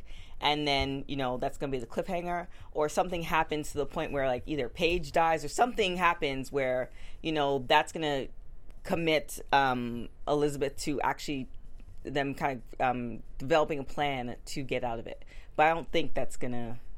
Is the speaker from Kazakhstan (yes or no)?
no; Canada; I'm Canadian.